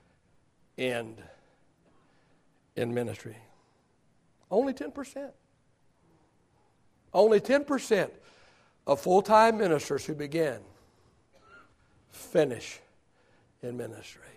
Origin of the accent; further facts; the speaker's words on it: Oklahoma, United States; I was raised in Oklahoma.